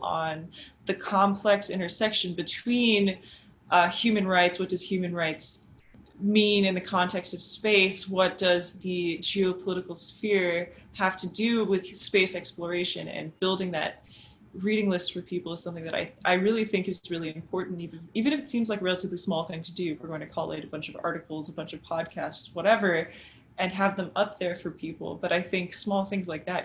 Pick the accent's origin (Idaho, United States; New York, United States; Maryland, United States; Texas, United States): Texas, United States; South; As an American growing up in South Texas, near the Johnson Space Center